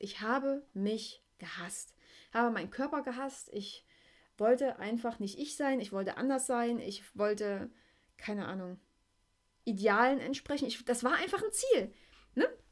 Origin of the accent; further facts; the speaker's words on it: East Germany, Germany; im Kindergarten war ich der Roller-Hit schlechthin, ne? Gab es bei uns in der DDR so kleine Holzroller